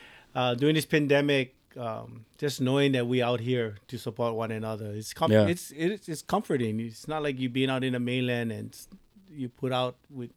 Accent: Hilo, Hawaii, United States; also born or lived in Kalapana; Born and raised on the Big Island in Hilo.

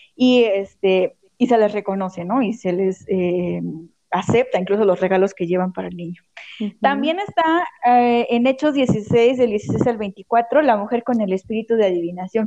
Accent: Santo Tomás Cuyotlipan, Puebla, Mexico; de donde yo soy, de Santo Tomás Cuyotlipan, Puebla

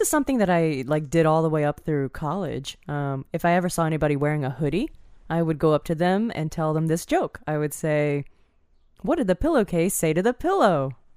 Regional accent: Northern Virginia, United States; where I grew up in Northern Virginia

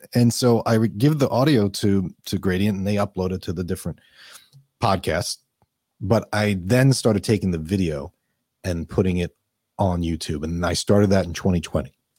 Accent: New York, United States; also born or lived in Minnesota; now in Florida, United States; I grew up in New York. I did live in Minnesota

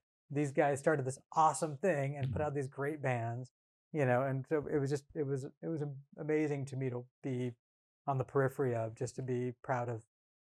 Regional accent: California, United States; also born or lived in Bay Area, California; Came up in punk and hardcore, like I said, in rural Northern California. Mm-hmm. You know, I was born actually in the Bay Area, but moved up there when I was 9 because my dad's work

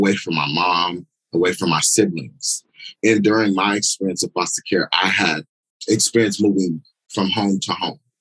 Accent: San Diego, California, United States; I'm born and raised in Southeast San Diego

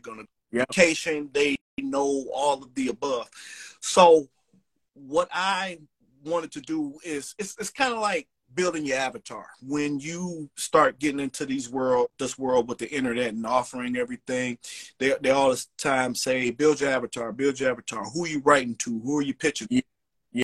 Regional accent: Cleveland, Ohio, United States; now in Chicago, United States; I'm originally from Cleveland, Ohio, but I live now in Chicago.

